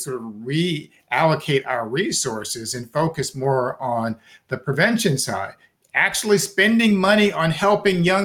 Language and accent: English; New York, United States; as a New Yorker